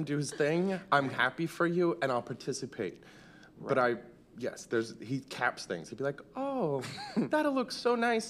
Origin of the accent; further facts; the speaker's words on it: Malibu, California, United States; I grew up in Malibu.